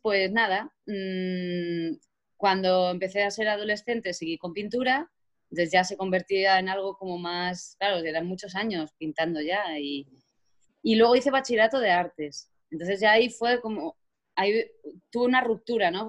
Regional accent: Azuqueca de Henares, Castilla-La Mancha, Spain; yo soy de Azuqueca, en Azuqueca había solo la banda municipal

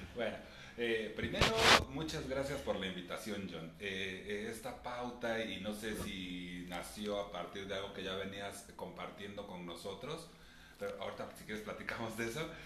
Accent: Mexico City, Mexico; Nací entonces en la Ciudad de México, al norte de la Ciudad de México, eh, muy cerca de donde mis papás han vivido desde que se casaron

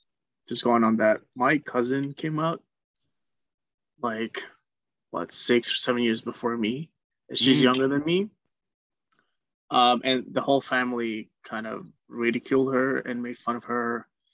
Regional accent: Colombia; Never. Well, not where I'm from. I live in the city. And even my mom lives in the mountains.

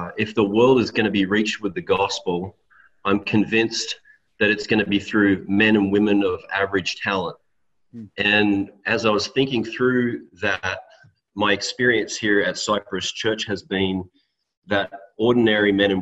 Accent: Australia; moved away as an adult; now in Salinas, United States; I grew up in Australia until I was 22 years old and then came over to the United States

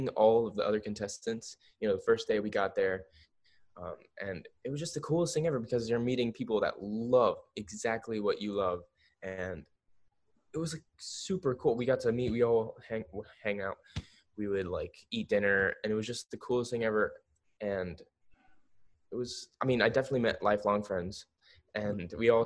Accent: Pembroke Pines, Florida, United States; growing up in Florida, I was like, you know, always at the beach

